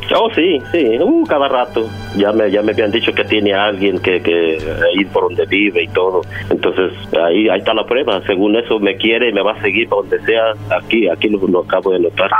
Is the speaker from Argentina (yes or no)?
no; Mexico; yo soy de México